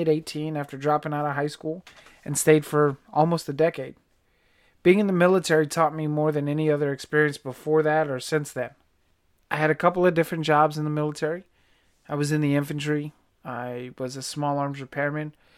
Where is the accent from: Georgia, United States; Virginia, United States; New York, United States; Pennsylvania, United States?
Virginia, United States; I was, uh, born and raised on the East Coast, Virginia, to be specific